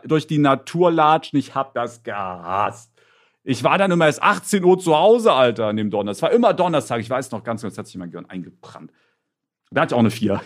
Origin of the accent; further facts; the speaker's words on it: near Leipzig, Saxony, Germany; Ich bin ja in der Nähe von Leipzig zur Schule gegangen